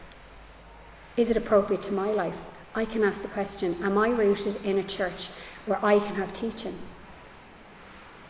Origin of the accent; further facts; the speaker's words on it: Ireland; I am Irish and I'm rooted in Irish culture